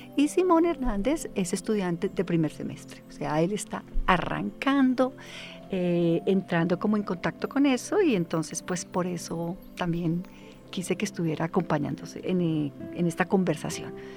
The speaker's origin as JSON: {"language": "Spanish", "country": "Colombia", "said": "nosotros como colombianos"}